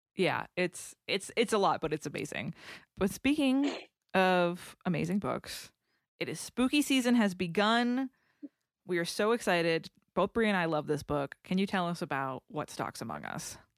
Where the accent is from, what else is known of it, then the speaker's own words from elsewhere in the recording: New England, United States; moved away; I'm from New England